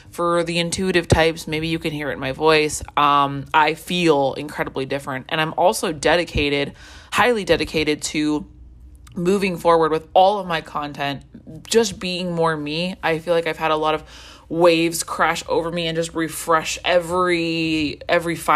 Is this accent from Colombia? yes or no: yes; Colombia; Um, I grew up in Colombia and I didn't speak Spanish for a really long time.